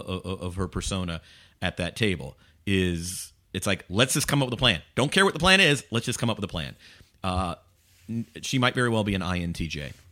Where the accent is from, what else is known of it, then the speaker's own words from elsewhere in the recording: Georgia, United States; because where I grew up in Georgia, like that is kind of the squirrely, kind of southern chili thing.